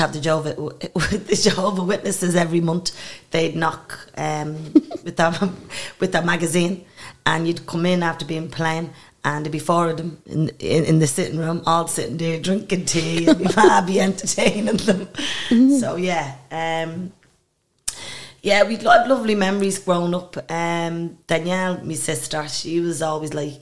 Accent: Ireland; I'm from Eastwell.

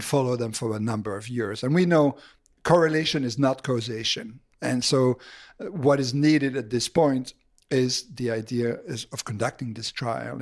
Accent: Belgium; moved away as an adult; also born or lived in Boston; I'm originally from Belgium.

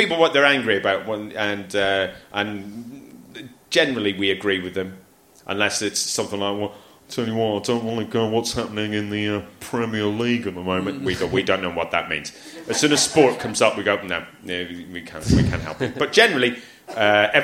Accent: Newtownards, Northern Ireland, United Kingdom; my hometown of Newton Arnotts.

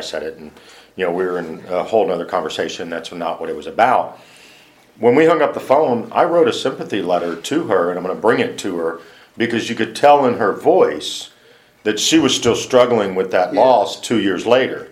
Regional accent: Houston, Texas, United States; I was born in the Heights

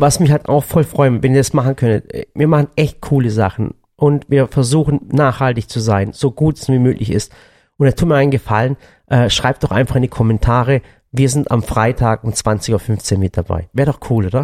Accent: Swabian Jura, Baden-Württemberg, Germany; Wir sind ja hier im Badischen, aber da, wo ich herkomme, von der Schwäbischen Alb

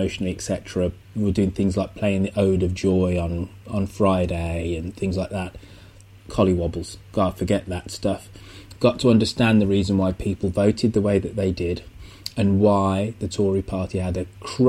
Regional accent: England, United Kingdom; moved away as an adult; now in United States; I am very proud to be black, Jamaican, English, British, European.

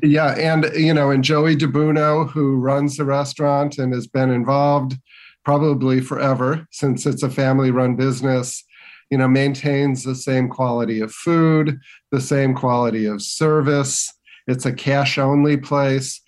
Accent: Westchester, Illinois, United States; growing up in the western suburbs of Chicago

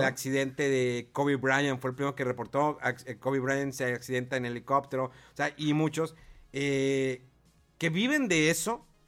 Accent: Mexico

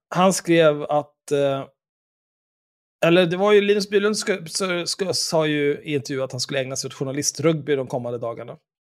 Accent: Stockholm, Stockholm County, Sweden; när vi växte upp tillsammans på Söder

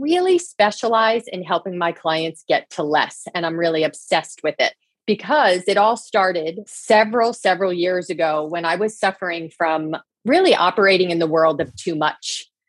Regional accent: New Jersey, United States; also born or lived in Boston; I grew up in New Jersey. I grew up on a small farm. I live in New Jersey

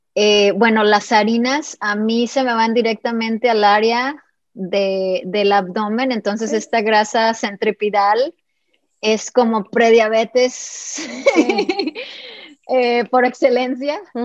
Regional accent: Mexico; also born or lived in California; soy mexicana

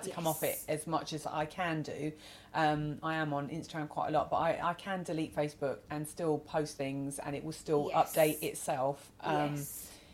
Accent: Cheltenham, South West England, United Kingdom; also born or lived in Gloucestershire; I'm from Cheltenham.

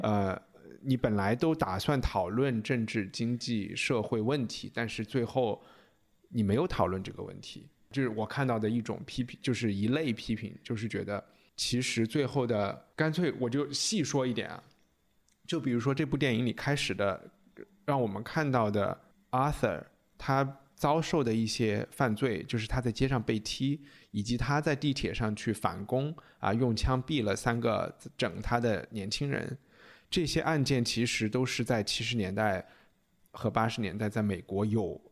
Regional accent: China; 我们中国人

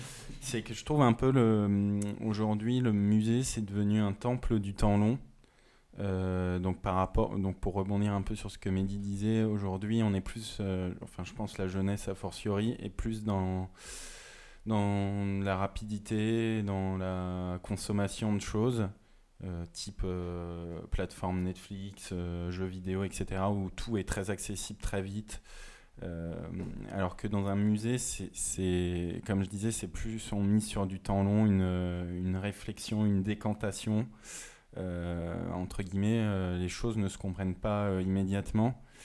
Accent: Moselle, Grand Est, France; now in Paris, France; je viens pas de Paris et que en Moselle les musées ne sont pas mm. légion

